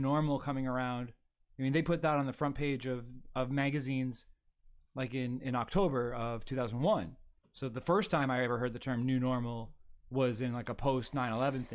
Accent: Toronto, Ontario, Canada; moved away as an adult; also born or lived in Alberta; now in Niagara Region, Canada; I came to Niagara region from Toronto when I was 20 for college

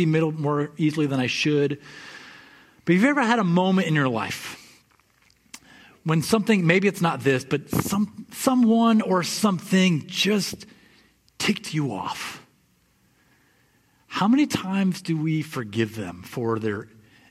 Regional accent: West Michigan, United States; I grew up in West Michigan

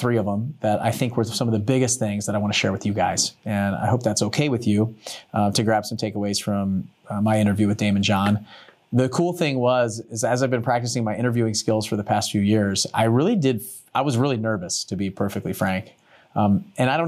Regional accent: Maryland, United States; I grew up in Maryland and Under Armour came out of our area in Maryland

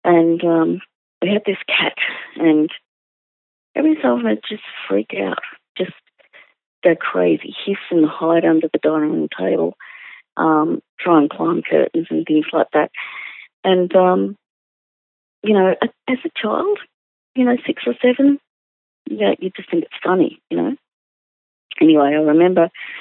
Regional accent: Sydney, New South Wales, Australia; I grew up in the Sydney suburb of Ryde

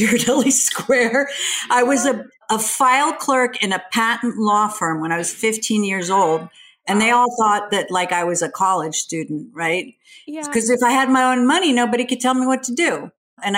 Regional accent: Sweden; now in United States; I grew up in Sweden. So I grew up in a very different culture

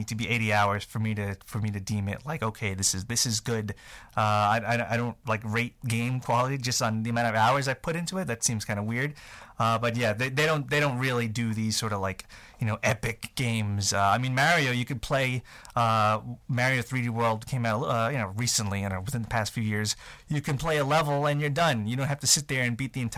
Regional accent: New York, United States; I'm from New York

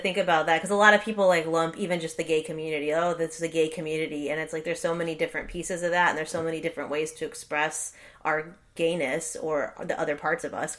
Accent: Los Angeles, California, United States; now in New Orleans, United States; because I come from Los Angeles, and I feel like Los Angeles is a pretty diverse place. And then I moved to New Orleans, and I feel like the diversity is different.

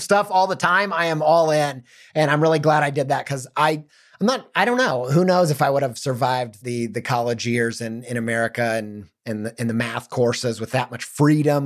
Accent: Midwest, Indiana suburbs, United States; growing up in the Midwest and the suburbs

